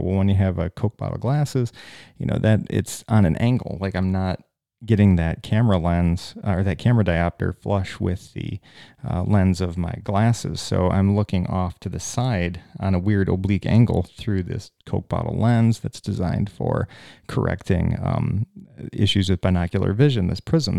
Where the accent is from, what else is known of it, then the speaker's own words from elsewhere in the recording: United States; I'm an American at this Canadian hospital